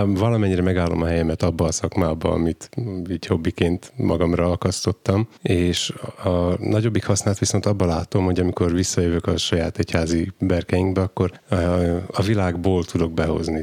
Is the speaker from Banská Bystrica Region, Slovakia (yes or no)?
no; Dunajská Streda, Trnava Region, Slovakia; now in Gemer, Slovakia; gömöri, gömörinek születtem, csak Dunaszerdáján